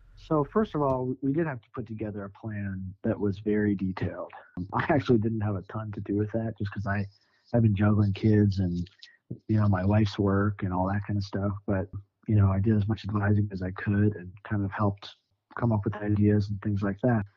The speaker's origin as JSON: {"language": "English", "town": "Sioux Falls", "region": "South Dakota", "country": "United States", "tie": "born or raised there", "also_born_or_lived": "St. Paul, Minnesota / Nashville, Tennessee", "moved": "as an adult", "lives_now": "Denver, United States", "said": "I grew up in South Dakota, Sioux Falls, South Dakota."}